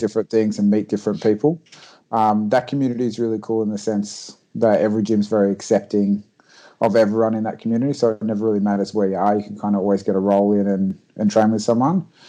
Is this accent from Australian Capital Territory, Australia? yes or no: no; Port Macquarie, New South Wales, Australia; moved away as an adult; now in Sydney, Australia; From a little town called Port Macquarie, um, but moved down to Sydney about three years ago for my full time job